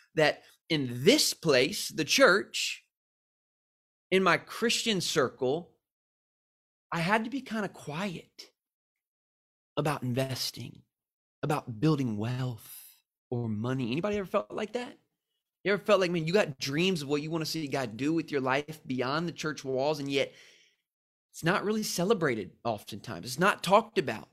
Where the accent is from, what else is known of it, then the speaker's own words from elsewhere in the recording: San Diego, California, United States; I'm from San Diego